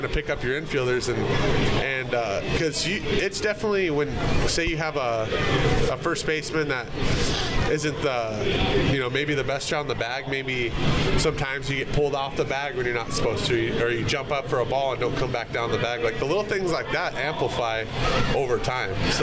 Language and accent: English; Arizona, United States; I'm up from Arizona